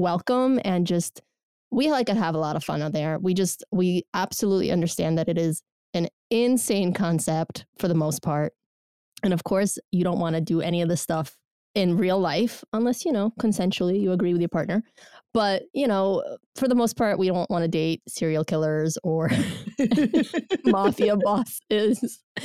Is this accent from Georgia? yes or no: yes; Georgia; moved away; also born or lived in Soviet Union; I'm from Georgia Republic o, originally